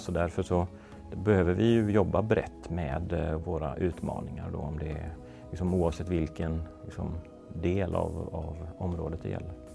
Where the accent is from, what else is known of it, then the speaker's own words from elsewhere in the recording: Gothenburg, Västra Götaland, Sweden; moved away as an adult; also born or lived in Skåne / Malmö / Stockholm; flytta tillbaks till Göteborg där jag kommer ifrån